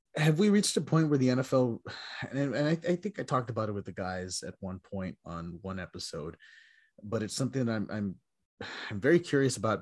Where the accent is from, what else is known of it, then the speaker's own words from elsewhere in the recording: Texas, United States; growing up in Texas